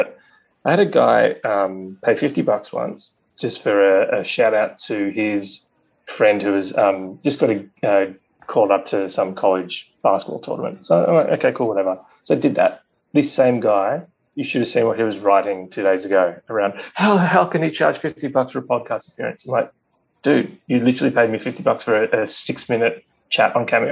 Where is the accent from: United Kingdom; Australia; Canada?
Australia; being an Australian